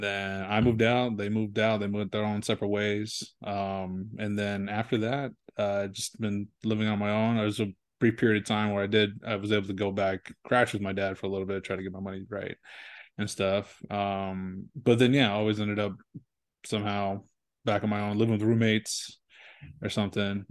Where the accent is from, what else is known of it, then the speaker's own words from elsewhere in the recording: San Diego, California, United States; I was born in San Diego